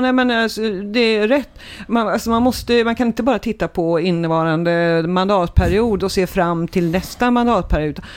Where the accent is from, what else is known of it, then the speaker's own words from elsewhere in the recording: Trollhättan, Västra Götaland, Sweden; moved away as an adult; now in Mölndal, Sweden; jag är född i Trollhättan